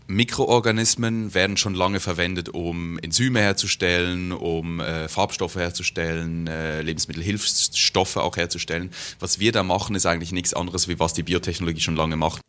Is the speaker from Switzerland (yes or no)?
yes; Switzerland; now in Berlin, Germany; Ich bin Schweizer